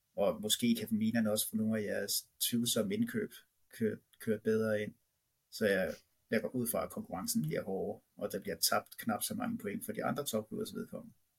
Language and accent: Danish; Holbæk, Zealand, Denmark; det lille lokale dagblad ude i Holbæk, området, hvor jeg kommer fra, Nordvestnyt